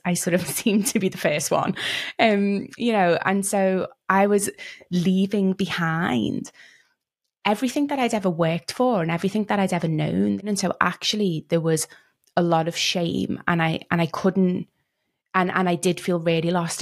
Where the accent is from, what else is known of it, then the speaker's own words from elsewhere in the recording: Liverpool, North West England, United Kingdom; moved away; also born or lived in London / Cape Town; I grew up in Liverpool in the U K